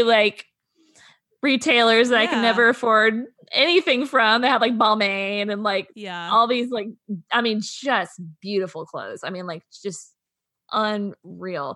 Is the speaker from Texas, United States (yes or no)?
yes; Texas, United States; you and I, you know, we grew up in Texas where we don't really have public transit like